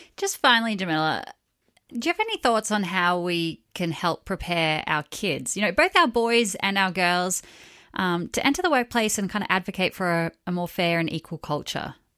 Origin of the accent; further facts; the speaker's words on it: Australia; Growing up in Australia